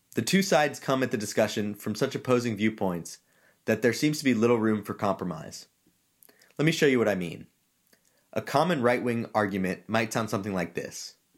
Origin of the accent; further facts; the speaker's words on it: Georgia, United States; moved away as an adult; now in California, United States; I grew up in Georgia, which, for those who don't know, is a state which likes its guns.